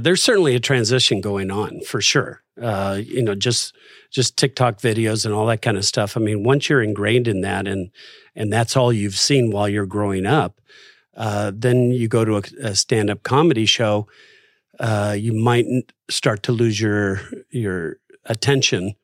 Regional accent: Los Angeles, California, United States; I grew up in Los Angeles

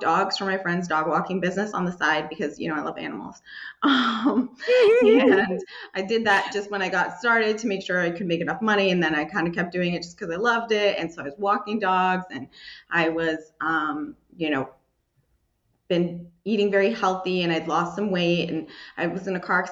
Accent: Southeast Massachusetts, United States; also born or lived in Braintree, Massachusetts; I grew up more like Southeast Massachusetts near like Patriots Place

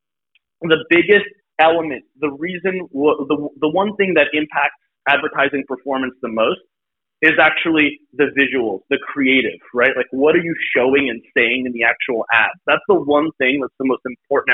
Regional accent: Brooklyn, New York, United States; I grew up in Brooklyn.

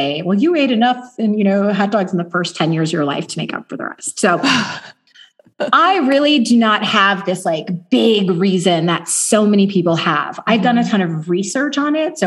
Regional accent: Chicago, Illinois, United States; also born or lived in Los Angeles / Germany; now in Southlake, Texas, United States; I'm from Chicago via LA and Germany, but now my family has found their home here

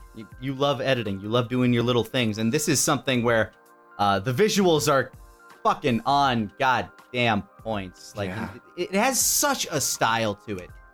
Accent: Texas, United States; as a Texan, you're required to remember the Alamo

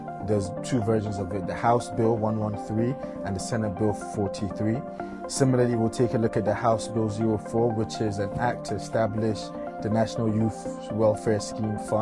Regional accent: Kano State, Nigeria; from Kano State

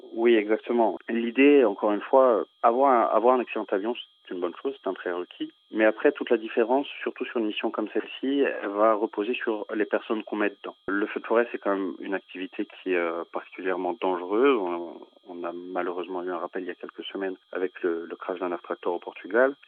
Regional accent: Corsica, France; je suis corse d'origine

